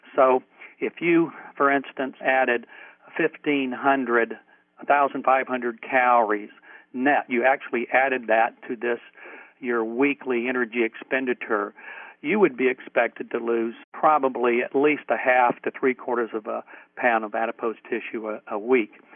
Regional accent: New Mexico, United States; now in Durham, United States; I'm from New Mexico originally

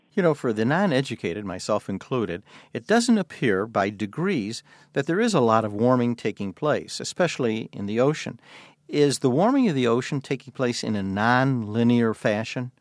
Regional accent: Chicago, Illinois, United States; My hometown of Chicago

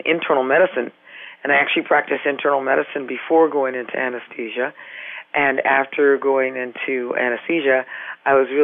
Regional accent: California, United States; now in Massachusetts, United States; I'm from California

